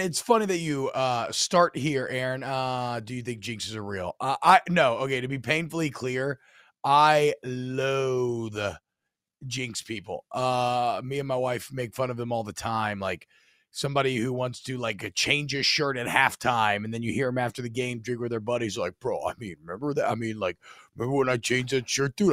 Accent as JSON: {"language": "English", "region": "the South", "country": "United States", "tie": "born or raised there", "said": "we grew up in the South"}